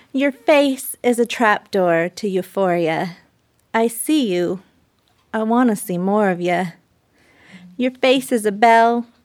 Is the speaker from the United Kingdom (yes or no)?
no; United States; I'm Native American